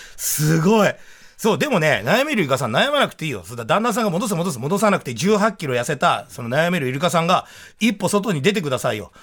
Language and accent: Japanese; Tokyo, Japan; 僕武蔵小山の駅前で生まれ育ってますから